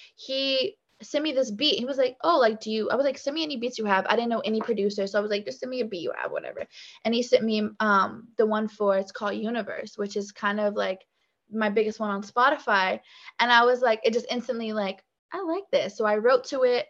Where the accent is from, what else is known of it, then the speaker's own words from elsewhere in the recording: Richmond, Virginia, United States; also born or lived in Petersburg, Virginia; I was born in Richmond, spent a good amount of my younger days uh, here and then i moved to petersburg so i would say that's where i went to like elementary school